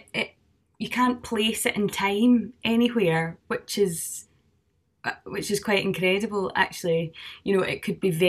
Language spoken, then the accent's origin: English; Cardross, Scotland, United Kingdom; accent: Scottish; I come from Cardress or Cardross at the start of Argyll